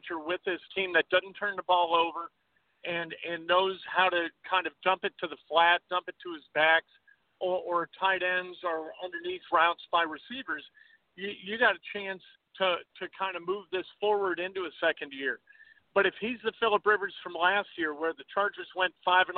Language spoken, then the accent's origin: English; Chicago, Illinois, United States; I'm from Chicago. I grew up a Bears fan.